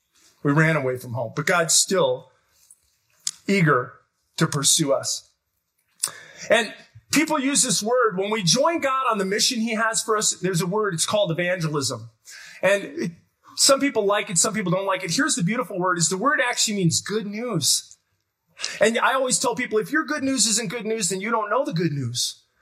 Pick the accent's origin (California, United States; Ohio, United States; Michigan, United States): Michigan, United States; Detroit; Because I'm from Detroit. It's like a pancake, right?